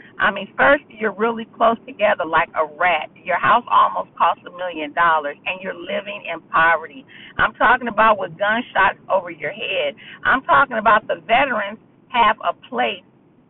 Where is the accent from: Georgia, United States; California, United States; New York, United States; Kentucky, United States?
California, United States; Los Angeles; I was born and raised in Los Angeles.